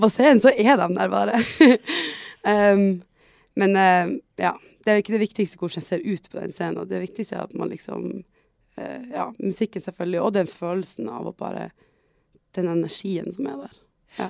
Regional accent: Tromsø, Troms, Norway; jeg er jo fra Tromsø

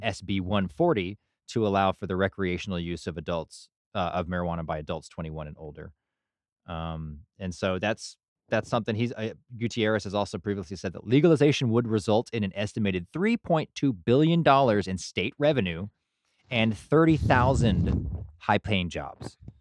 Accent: Burleson, Texas, United States; growing up in Burleson

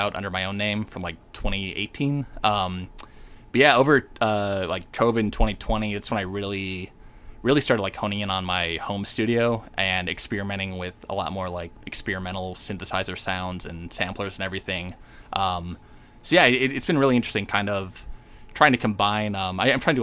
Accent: Naperville, Illinois, United States; also born or lived in Urbana, Illinois; now in Chicago, United States; So I grew up in Naperville, and then I've been living downtown for the past like 5 years.

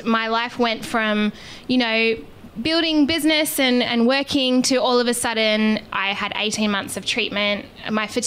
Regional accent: Australia; we are obviously from Australia.

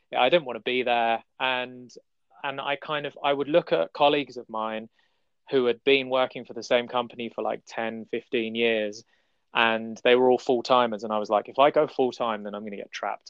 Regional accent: London, United Kingdom; I'm I'm from London, um, and I I travel around the city

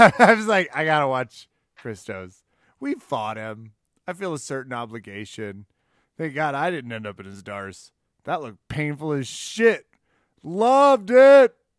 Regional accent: Midwest, United States; I was raised in the Midwest

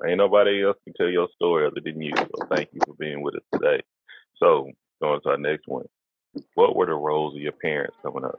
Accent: the South, United States; You know, I'm from the South.

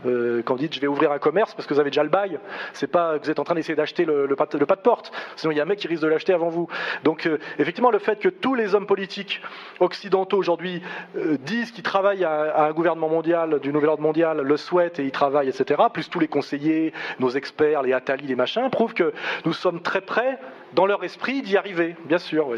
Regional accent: France; Moi, je suis un Français, je me revendique comme Français

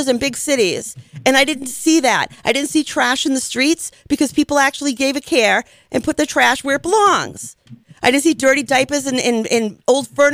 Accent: United States; as an American

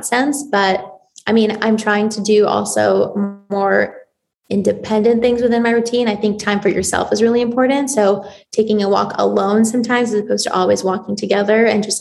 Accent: Toronto, Ontario, Canada; also born or lived in Israel; I was born in Israel. So I moved to Toronto when I was 8

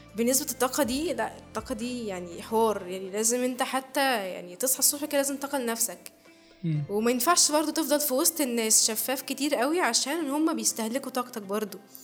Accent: Egypt; احنا مصريين

